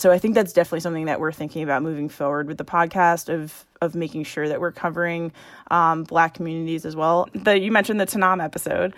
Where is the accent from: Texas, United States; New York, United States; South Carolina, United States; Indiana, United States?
New York, United States; Long Island; moved away as an adult; also born or lived in Syracuse / Madrid / London / Staten Island; now in Boston, United States; I'm from Long Island, uh, and then I was in Syracuse